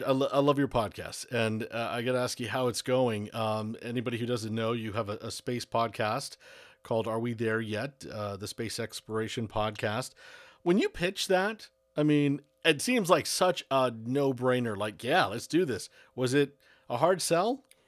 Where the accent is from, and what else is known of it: Broward County, Florida, United States; born or raised there